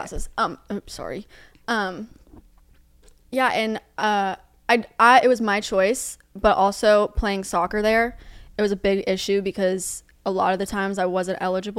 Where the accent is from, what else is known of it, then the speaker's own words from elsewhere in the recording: Plano, Texas, United States; now in Seaside, United States; I'm from Dallas, Texas. Well, from Plano. It's like 20. It's like 20 minutes out of Dallas. Grew up there my whole life.